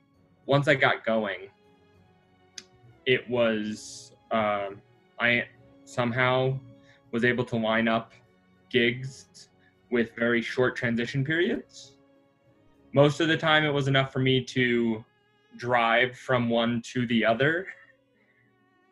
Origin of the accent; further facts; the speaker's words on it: Midwest, United States; moved away; growing up in the Midwest, where everything is already further away